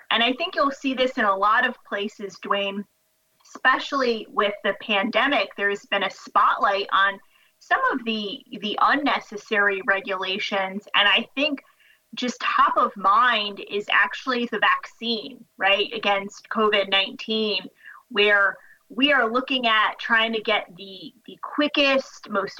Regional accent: New Jersey, United States; In my home state of New Jersey

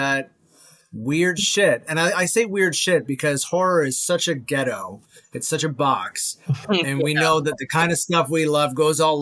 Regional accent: Toronto, Ontario, Canada; also born or lived in Mississauga; I was born in Toronto, but we moved there to Mississauga when I was like 12

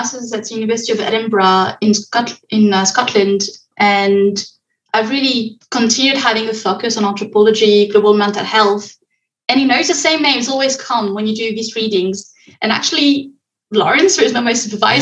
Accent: France; moved away as an adult; now in Montreal, Canada; I'm based in Montreal at the moment, but I'm originally from France.

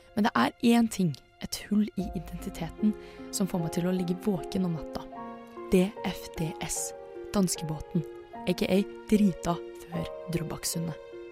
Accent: Indre Østfold, Norway; jeg er fra Indre Østfold

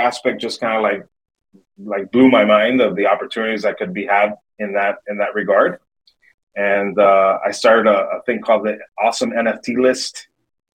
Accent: Miami, Florida, United States; born and raised in Miami, Florida

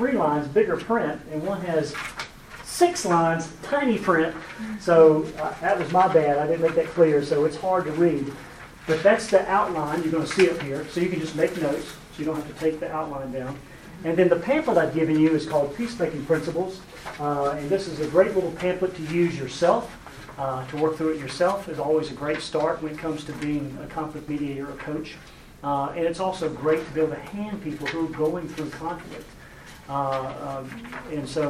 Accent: South Carolina, United States; I'm from South Carolina

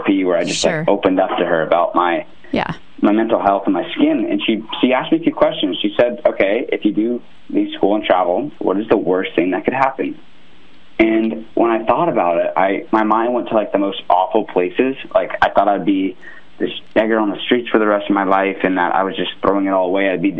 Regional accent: California, United States; moved away as an adult; also born or lived in Ohio; I'm like a California kid

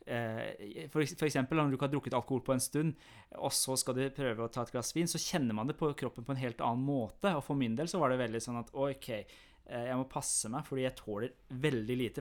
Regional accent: Iran; now in Norway; jeg kommer jo fra Iran.

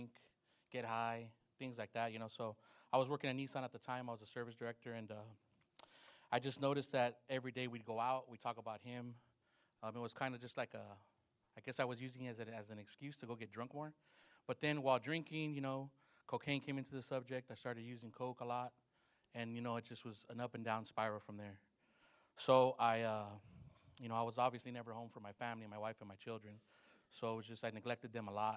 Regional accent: Los Angeles, California, United States; I grew up in Los Angeles, California

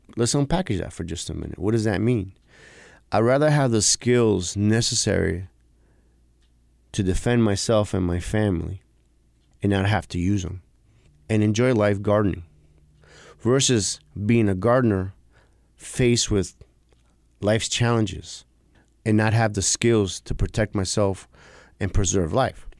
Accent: New York City, New York, United States; I grew up in New York City.

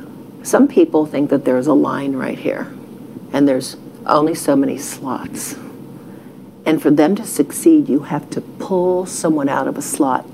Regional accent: Texas, United States; And I'm from Texas. You know, I feel like I am from Ohio.

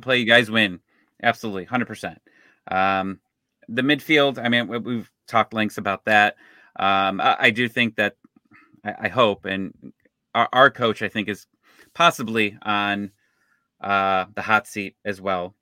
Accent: Cleveland, Ohio, United States; now in Atlanta, United States; I'm actually from Cleveland

